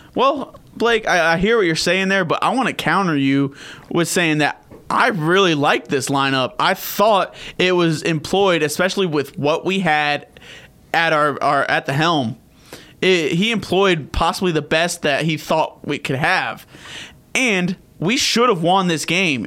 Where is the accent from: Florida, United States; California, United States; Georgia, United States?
Georgia, United States; Peachtree City; growing up in Peachtree City